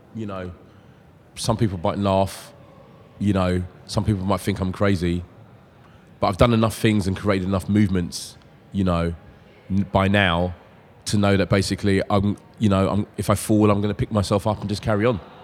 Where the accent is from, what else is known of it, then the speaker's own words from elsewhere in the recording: London, United Kingdom; I'm growing up in South London